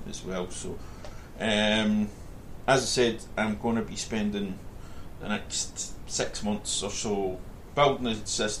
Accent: Scotland, United Kingdom; I'm Scottish

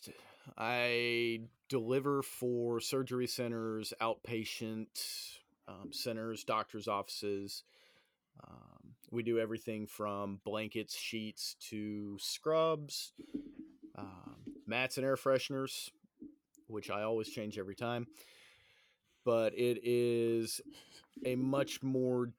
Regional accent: Knoxville, Tennessee, United States; also born or lived in Memphis, Tennessee / Clarksville, Tennessee; growing up in Knoxville in the 80s and early 90s

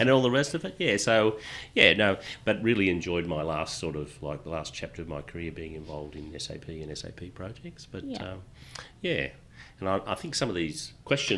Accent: Newcastle, New South Wales, Australia; Newcastle, yeah. So been there all my life

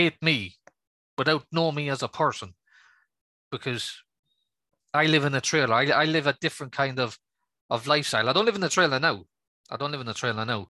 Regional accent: Manchester, North West England, United Kingdom; I was born just outside Manchester

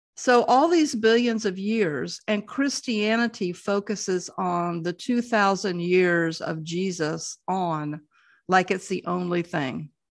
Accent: the South, United States; growing up in the South

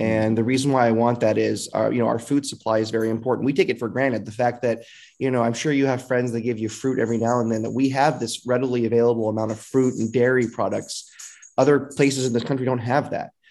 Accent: Fresno, California, United States; I was born and raised in Northwest Fresno

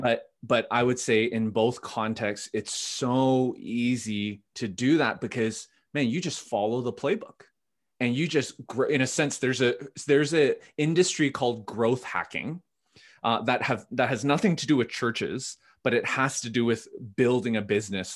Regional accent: Vancouver, British Columbia, Canada; also born or lived in Ottawa; born and raised in Vancouver. My parents immigrated from Korea in the seventies

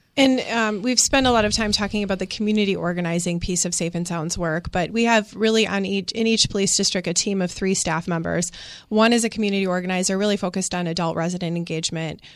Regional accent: Milwaukee, Wisconsin, United States; moved away as an adult; I grew up in the Sherman Park neighborhood

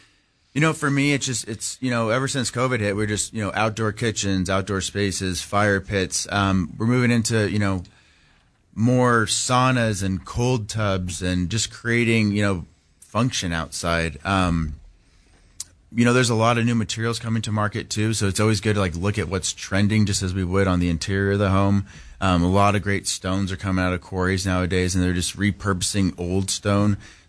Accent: Palm Desert, California, United States; also born or lived in Laguna Beach / Cabo San Lucas; Yeah, I was born in Laguna Beach. Born in Laguna, we bounced around. We actually lived in Cabo San Lucas for 2 years, like 94 to 96. Yeah. And then landed in, and my dad got transferred, and we landed in the Coachella Valley, Palm Springs area.

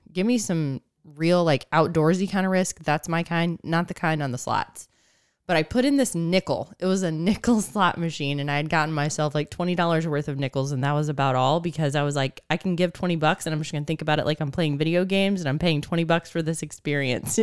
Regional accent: Northeast Ohio, United States; now in Missouri, United States; I grew up in Northeast Ohio

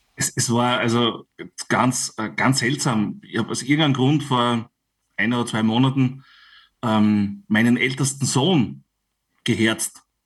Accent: Styria, Austria; bei uns in der Steiermark

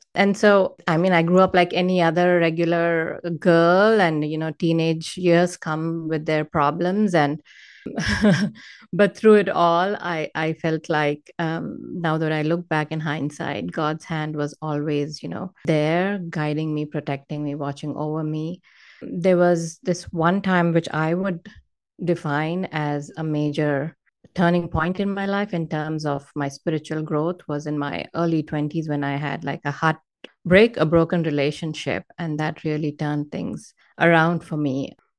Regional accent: India; moved away as an adult; now in Northern California, United States; I was born and raised in India. I moved to the U S in two thousand eight

